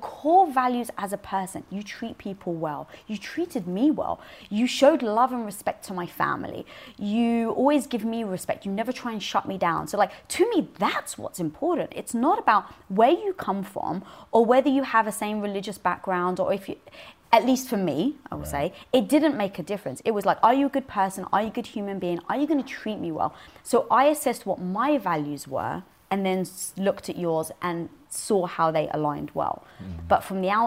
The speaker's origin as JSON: {"language": "English", "region": "London", "country": "United Kingdom", "tie": "born or raised there", "said": "I was brought up in North London around a Greek and Turkish"}